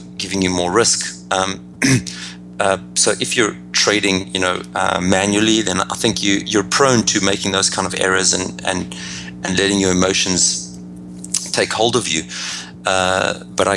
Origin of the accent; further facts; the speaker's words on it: Johannesburg, Gauteng, South Africa; moved away as an adult; now in United States; as you can hear by my accent, I'm originally from Johannesburg, South Africa. Now I live in the US